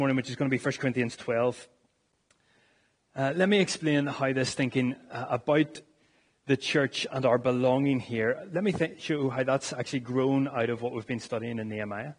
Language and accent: English; Northern Ireland, United Kingdom; as Northern Irish people